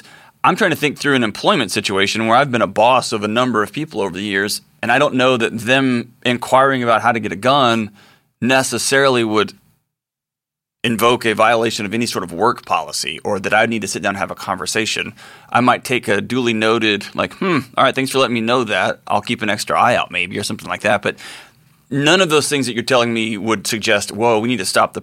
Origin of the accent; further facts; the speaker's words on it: Texas, United States; my home state of Texas